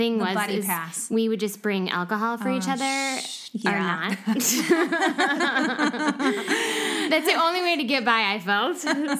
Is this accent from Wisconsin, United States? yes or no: yes; Wisconsin, United States; also born or lived in Chicago; now in Austin, United States; I moved to Austin about 7 years ago from Chicago. I'm originally from Wisconsin